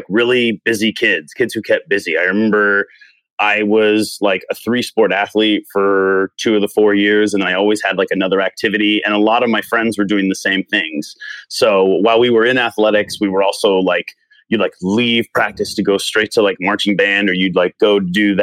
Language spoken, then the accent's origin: English; Tucson, Arizona, United States; growing up in Tucson